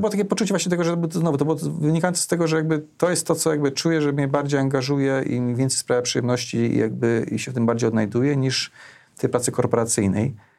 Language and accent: Polish; Opole, Opole Voivodeship, Poland; now in Warsaw, Poland; Ja pochodzę z Opola